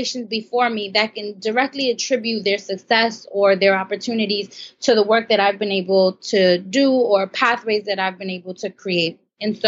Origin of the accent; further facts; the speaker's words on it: Brooklyn, New York, United States; I grew up in Brooklyn, New York.